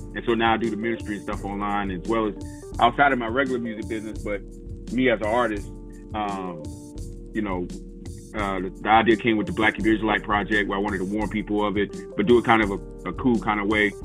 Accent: South Carolina, United States; I'm originally from South Carolina

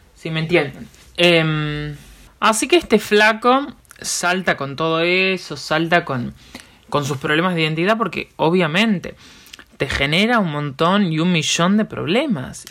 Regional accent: Uruguay

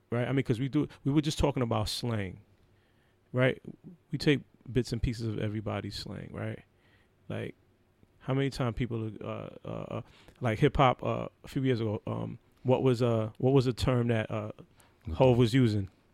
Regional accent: New York, United States; growing up in New York

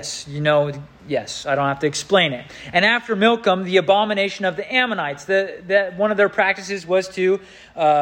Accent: Southern California, United States; When I grew up in Southern California

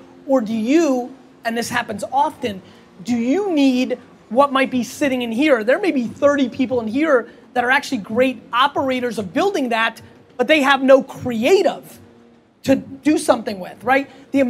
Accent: Babruisk, Mogilev Region, Belarus; now in United States; I'm from Babruisk, it's a small fucking place.

